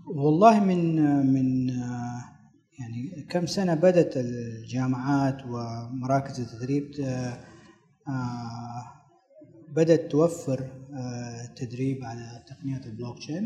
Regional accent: Saudi Arabia; عندنا في السعودية

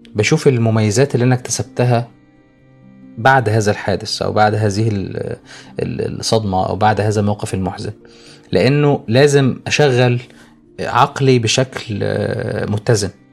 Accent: Egypt; عندنا في مصر

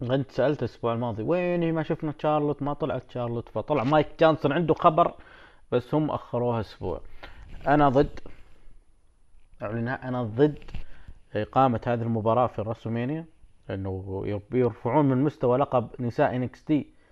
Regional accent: Saudi Arabia; عندنا بالسعوديه

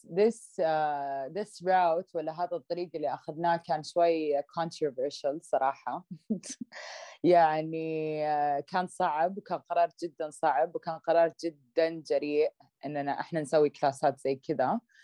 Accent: Saudi Arabia; also born or lived in Canada; لما كبرت في السعوديه

